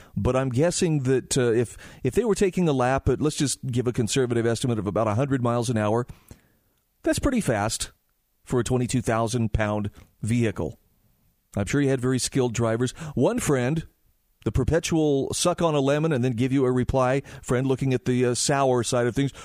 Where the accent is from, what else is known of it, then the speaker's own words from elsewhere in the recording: Utah, United States; here in my home state of Utah